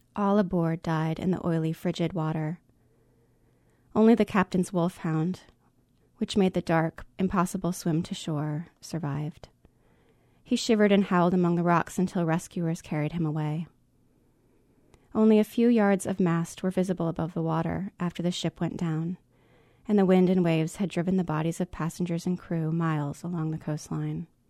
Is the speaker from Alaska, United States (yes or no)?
yes; Alaska, United States; I grew up in Alaska